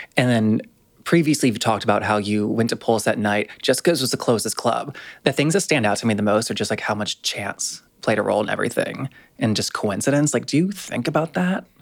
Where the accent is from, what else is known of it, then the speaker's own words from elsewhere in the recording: North Carolina, United States; North Carolina, my home state